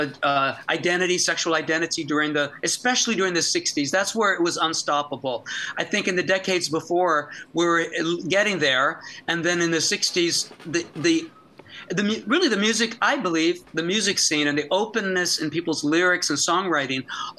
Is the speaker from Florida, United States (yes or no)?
yes; Florida, United States; I grew up in Florida